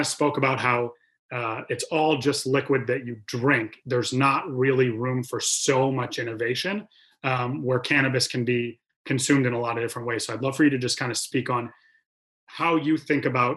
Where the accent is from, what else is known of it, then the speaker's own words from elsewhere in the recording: Michigan, United States; I am from Michigan.